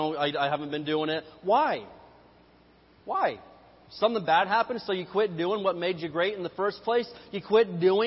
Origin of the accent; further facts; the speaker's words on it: Indiana, United States; I am from Hoosier Land, the great state of Indiana